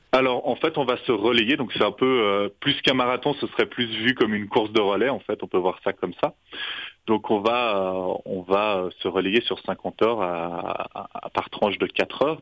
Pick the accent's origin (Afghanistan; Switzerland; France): Switzerland; French-speaking Switzerland, Romandy; on est suisse romand